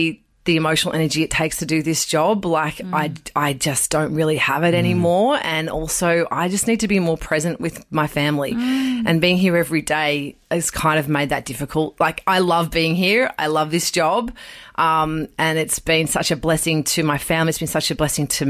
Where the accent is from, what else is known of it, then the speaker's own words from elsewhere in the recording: Riverina, New South Wales, Australia; now in Sydney, Australia; I grew up in the Verena